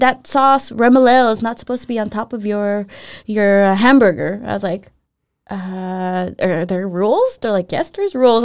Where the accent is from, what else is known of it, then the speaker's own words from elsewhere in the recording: Los Angeles, California, United States; I'm from Los Angeles